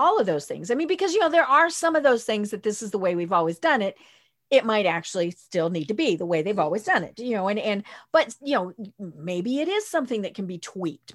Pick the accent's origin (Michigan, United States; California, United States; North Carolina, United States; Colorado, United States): Colorado, United States; moved away; I'm from Colorado